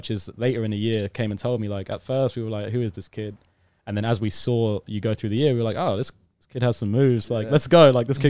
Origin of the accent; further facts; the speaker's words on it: United Kingdom; Now, I'm British. British fans are pretty rowdy when it comes to sport.